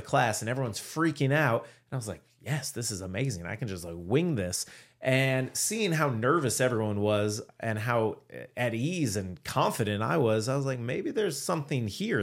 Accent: Cleveland, Ohio, United States; moved away as an adult; also born or lived in Syracuse; I grew up in Cleveland, Ohio

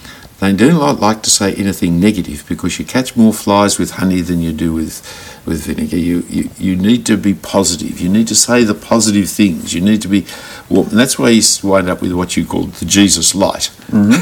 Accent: Australia; being an Australian Christian

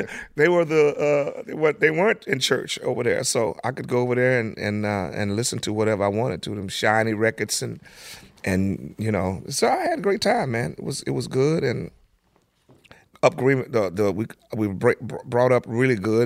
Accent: Tulsa, Oklahoma, United States; also born or lived in Langston, Oklahoma; Tulsa is where I grew up

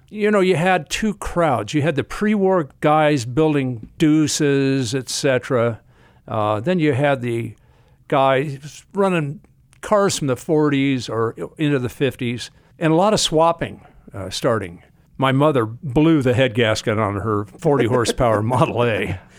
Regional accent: Hollywood, California, United States; I'm a native of Hollywood. I was born in Hollywood, and I grew up in the 40s and 50s.

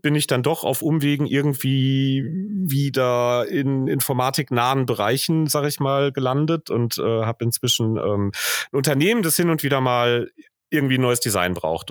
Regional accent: Hagen, North Rhine-Westphalia, Germany; moved away as an adult; also born or lived in Bochum; Im Grunde komme ich aus einem, ähm, irgendwann in den 70ern in Hagen eingegliederten jetzt vor Ort von Hagen, nämlich aus hagen hohen limburg

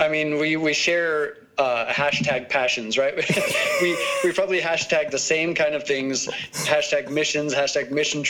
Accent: Prescott, Arizona, United States; I'm from Prescott, Arizona.

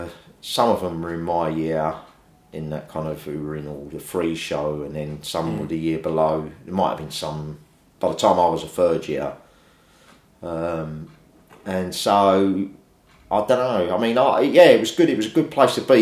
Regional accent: London, United Kingdom; accent: London; I was sort of born and raised in South East London

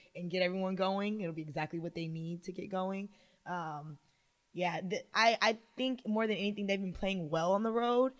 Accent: California, United States; now in New Orleans, United States; I'm from California

